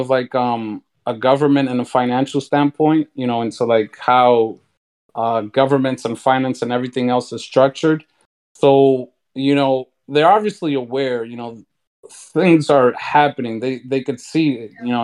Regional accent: New York City, New York, United States; I'm from New York City, right? Born and raised

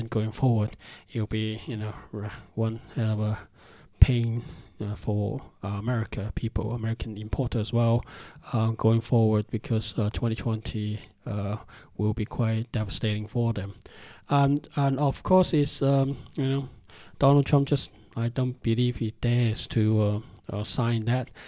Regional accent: Hong Kong; now in United Kingdom; I'm from Hong Kong, China. I'm Chinese from Hong Kong, living in UK.

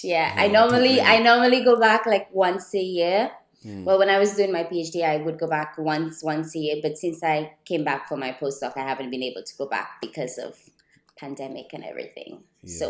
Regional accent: Dominica; moved away as an adult; also born or lived in Barbados / Cambridge, United Kingdom; now in United Kingdom; I've told people like, I'm from Dominica, and they start speaking to me in Spanish, and I'm like, no, it's not the Dominican Republic, it's different.

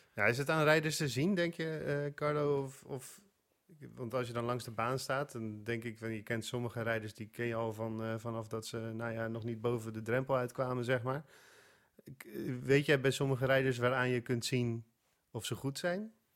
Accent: Netherlands; als Nederlander

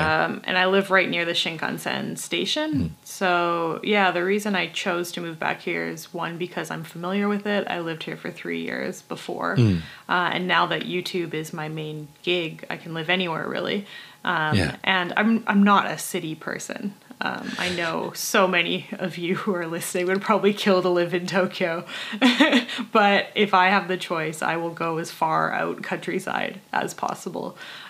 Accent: Canada; moved away as an adult; now in Morioka, Japan; And Morioka is actually the sister city of my hometown in Canada.

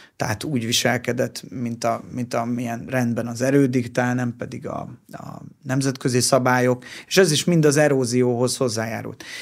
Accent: Hungary; mi magyarok vagyunk

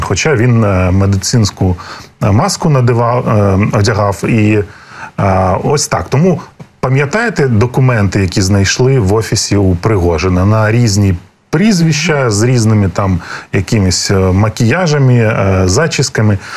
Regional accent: Crimea, Ukraine; я сам народився в Криму, і я Крим там вздовж і поперек проїхав

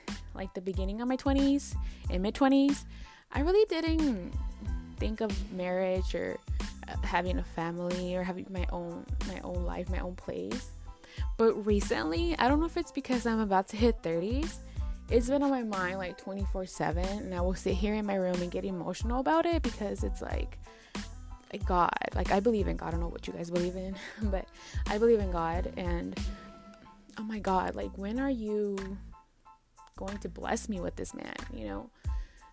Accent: Dallas, Texas, United States; I was born and raised in Dallas, Texas. My parents are from Durango, Mexico

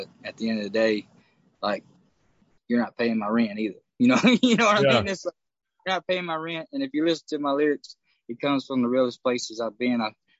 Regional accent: Texas, United States; now in Nashville, United States; I came from Texas, so, like, I love everything about where I played in Texas and everything. But as soon as you jump in that vehicle and you move your way to Nashville

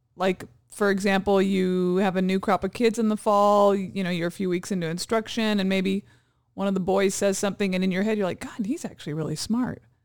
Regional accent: Hawaii, United States; now in California, United States; growing up in Hawaii, I had friends that had really thick pigeon accents.

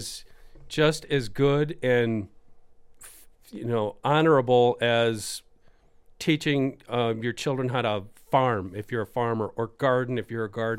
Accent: Wisconsin, United States; my home state

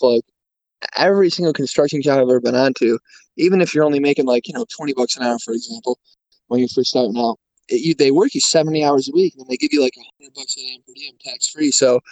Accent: Syracuse, New York, United States; moved away; around the Syracuse area

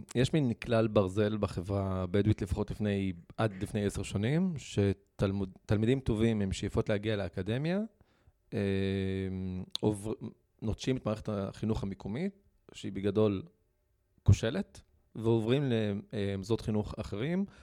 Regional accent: Rahat, Southern District, Israel; נולדתי וגדלתי ברהט

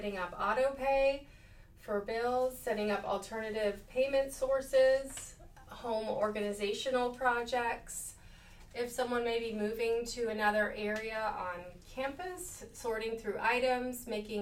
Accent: Boston, Massachusetts, United States; moved away as an adult; also born or lived in Savannah, Georgia; I'm originally from Boston, Massachusetts. I came to the South to attend Savannah College of Art and Design

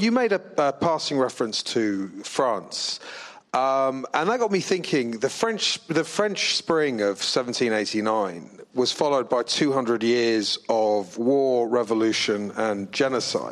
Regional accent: England, United Kingdom; now in New York, United States; I'm an …

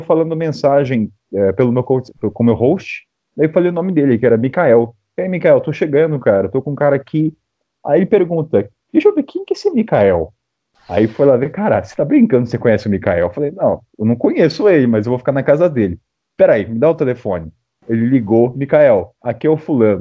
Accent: Brazil; sou do Brasil

